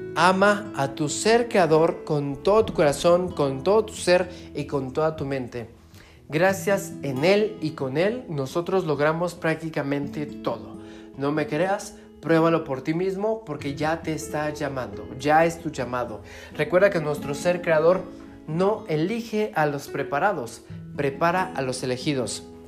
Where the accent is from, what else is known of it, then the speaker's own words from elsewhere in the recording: Mexico; viajando todas las semanas por toda mi República Mexicana